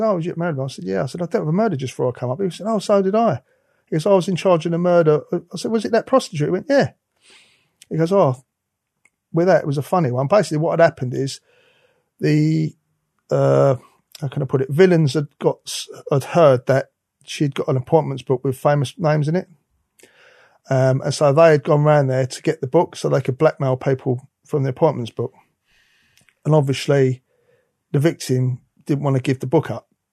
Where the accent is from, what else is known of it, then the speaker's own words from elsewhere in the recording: London, United Kingdom; I'm from the East End of London.